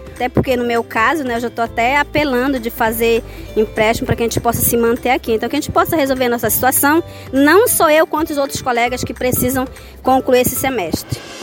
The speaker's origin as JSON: {"language": "Portuguese", "town": "Oriximiná", "region": "Pará", "country": "Brazil", "said": "sou do município de Oriximiná"}